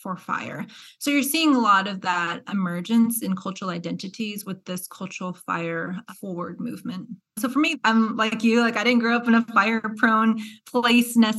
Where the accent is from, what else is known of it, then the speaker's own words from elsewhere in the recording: Albuquerque, New Mexico, United States; moved away as an adult; also born or lived in Davis, California; now in Kansas, United States; I grew up in Albuquerque. So I'm from the Southwest.